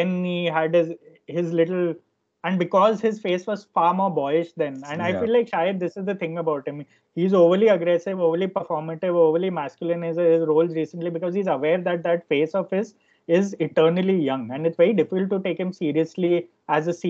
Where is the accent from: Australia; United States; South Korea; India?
India; a lot of us who grew up in India